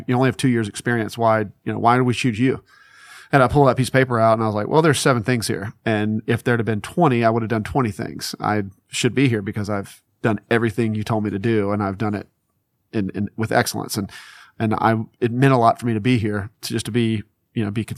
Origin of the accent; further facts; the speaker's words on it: Mississippi, United States; I'm from Mississippi, and that was the job.